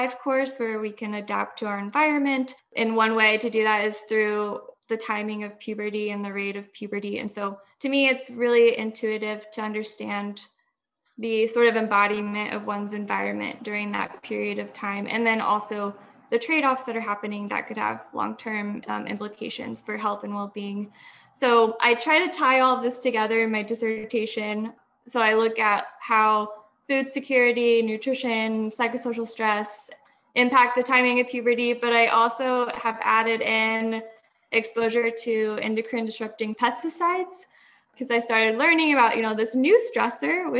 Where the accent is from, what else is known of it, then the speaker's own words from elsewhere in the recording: Mitchell, Indiana, United States; I'm from Southern Indiana